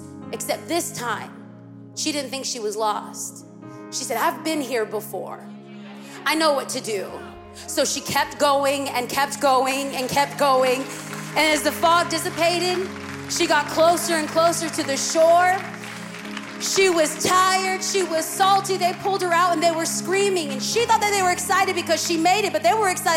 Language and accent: English; California, United States; I'm from California